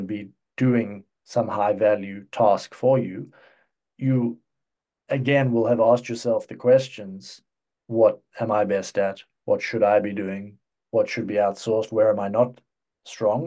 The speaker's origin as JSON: {"language": "English", "country": "South Africa", "tie": "born or raised there", "also_born_or_lived": "United Kingdom / Cyprus", "moved": "yes", "lives_now": "Czech Republic", "said": "I'm, I'm originally from South Africa. Um, I spent the, the first chunk of my life over there"}